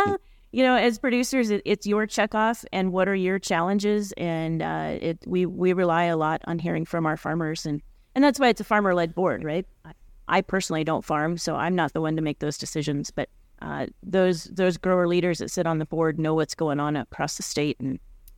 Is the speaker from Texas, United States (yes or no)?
no; Montrose, Colorado, United States; And I'm originally from Southwest Colorado.